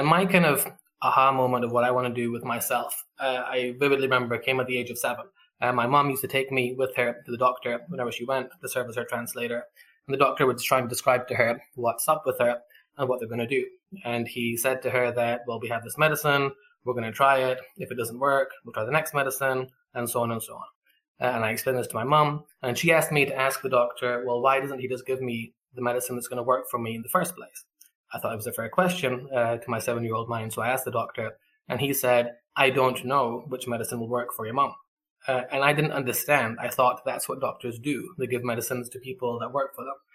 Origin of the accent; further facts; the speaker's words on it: Scotland, United Kingdom; accent: weird accent that I'll flip in and out of; moved away; I'm originally from Scotland, but just before that, my parents got to Scotland from Pakistan